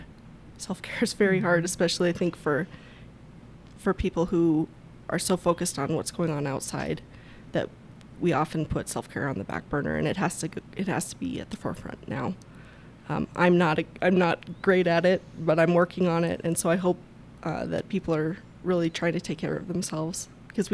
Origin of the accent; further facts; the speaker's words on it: Big Timber, Montana, United States; I grew up in Big Timber, north of Big Timber